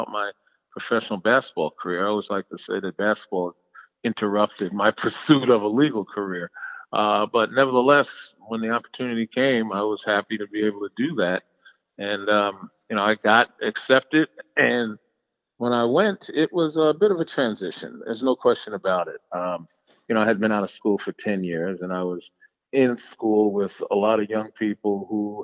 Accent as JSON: {"language": "English", "town": "New York City", "region": "New York", "country": "United States", "tie": "born or raised there", "said": "growing up in New York City"}